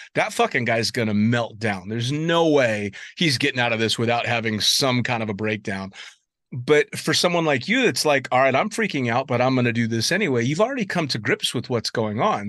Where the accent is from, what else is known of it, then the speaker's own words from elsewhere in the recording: San Francisco, California, United States; I was born and raised there, but I'm northern from San Francisco